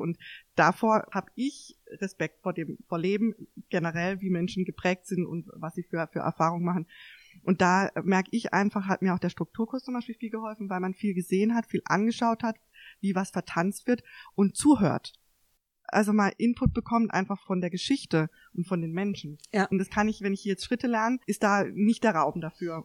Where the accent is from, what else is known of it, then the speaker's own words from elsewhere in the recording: Mannheim, Karlsruhe, Baden-Württemberg, Germany; hier in Mannheim, Karlsruhe aufgewachsen zu sein